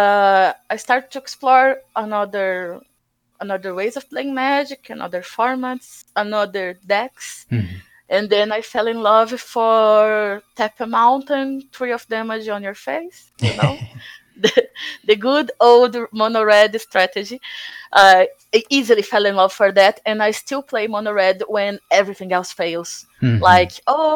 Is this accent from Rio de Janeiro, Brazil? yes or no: no; Santos, São Paulo, Brazil; also born or lived in Botucatu, Brazil; I moved from my hometown, Santos, it's a CSI town from Brazil.